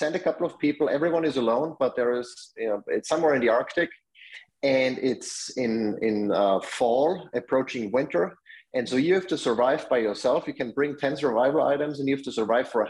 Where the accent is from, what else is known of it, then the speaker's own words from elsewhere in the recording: Austria; moved away; I'm from Austria, that's where I grew up.